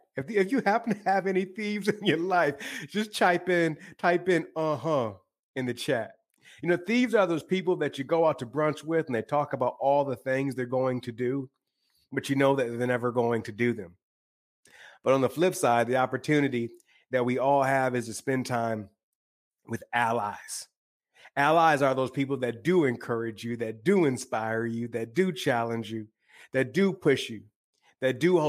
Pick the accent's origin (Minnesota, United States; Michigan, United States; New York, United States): Michigan, United States; now in Los Angeles, United States; I live in Los Angeles now, but I'm originally from the Great Lakes state of Michigan.